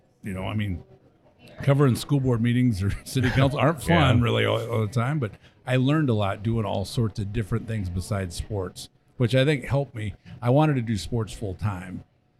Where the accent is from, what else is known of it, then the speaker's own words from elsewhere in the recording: Sioux City, Iowa, United States; Yeah, I grew up in Sioux City